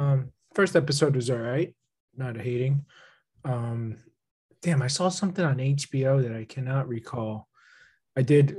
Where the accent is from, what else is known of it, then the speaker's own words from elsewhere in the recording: New Jersey, United States; growing up in New Jersey